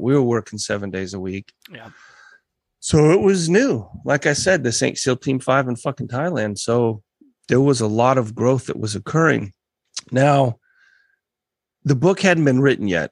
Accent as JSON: {"language": "English", "country": "United States", "tie": "born or raised there", "said": "growing up in America"}